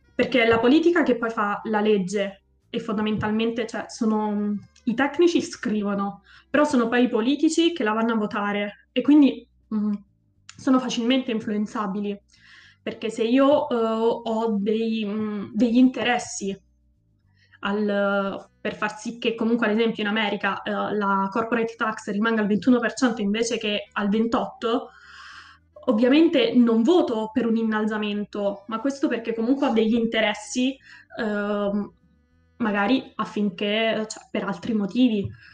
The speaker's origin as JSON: {"language": "Italian", "region": "Abruzzo", "country": "Italy", "said": "io sono abruzzese, nel luogo dove abito io l'industria maggiore è l'industria agricola"}